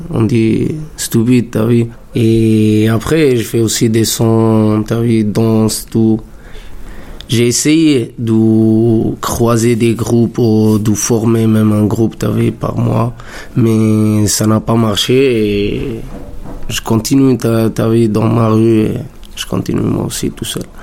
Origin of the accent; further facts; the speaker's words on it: Italy; moved away as an adult; now in Montreuil, France; je viens de l'Italie, j'ai 25 ans. Ça fait pas longtemps que je suis en France, ça fait trois ans presque.